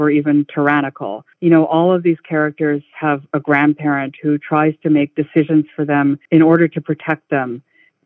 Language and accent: English; Hawaii, United States; I am a fourth generation resident